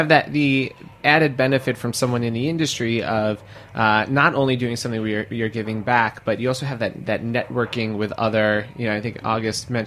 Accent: New York City, New York, United States; I grew up in New York City and went to public school

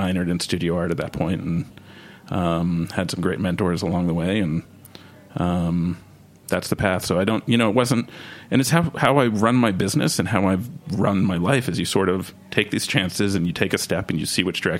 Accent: Westchester County, New York, United States; moved away as an adult; also born or lived in Cape Cod, Massachusetts; now in Austin, United States; I grew up in Westchester County, so went to Mamaroneck High School

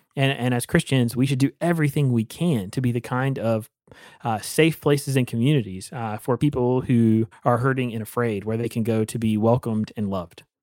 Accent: Eastern North Carolina, United States; Growing up in Eastern North Carolina

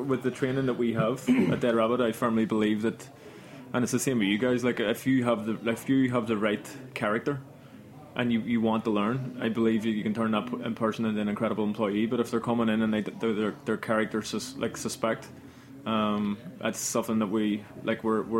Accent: Belfast, Northern Ireland, United Kingdom; moved away as an adult; Like, when I came over from Belfast in London, I would have heard of all these, like, famous bartenders

